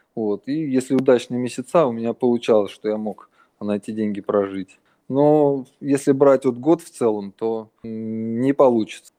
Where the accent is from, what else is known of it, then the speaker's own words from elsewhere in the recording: Russia; moved away as an adult; now in Thailand; я родился в России